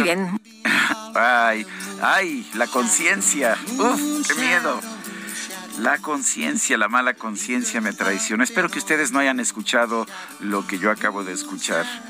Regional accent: Mexico; somos los ciudadanos mexicanos

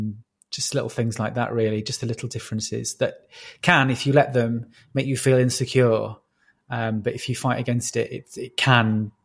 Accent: Yorkshire and the Humber, United Kingdom; accent: Yorkshire; I didn't want to be a comedy northerner. So I literally changed everything, including my accent, which I'm sure people listening can hear is not a Yorkshire accent.

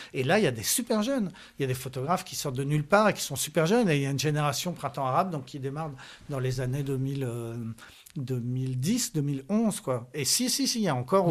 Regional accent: France; je suis français

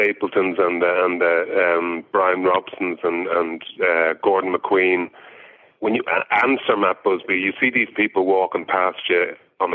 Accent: Monkstown, Leinster, Ireland; moved away as an adult; also born or lived in London / Dalkey / Dublin; in Glen Silver, where I grew up in Monkstown.

